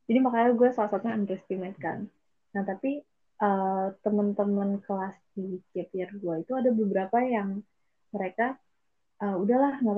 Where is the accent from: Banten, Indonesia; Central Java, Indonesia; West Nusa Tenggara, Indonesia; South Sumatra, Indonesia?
Banten, Indonesia; BSD; kita kan anak BSD jadi lebih deket ke Soekarno